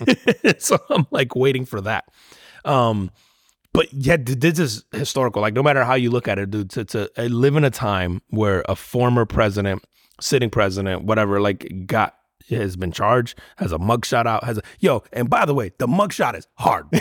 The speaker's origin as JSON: {"language": "English", "region": "Northeast", "country": "United States", "tie": "born or raised there", "said": "growing up in the Northeast"}